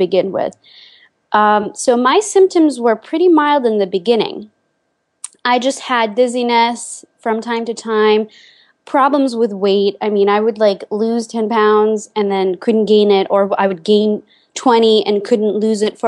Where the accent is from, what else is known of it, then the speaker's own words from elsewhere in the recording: Lithuania; moved away as an adult; now in United States; I spent my childhood and my teenage years in Lithuania